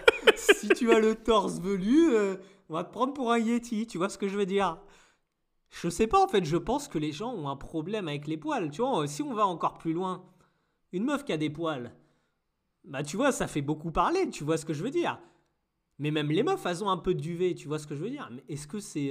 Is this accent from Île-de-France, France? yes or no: no; Normandy, France; je suis normand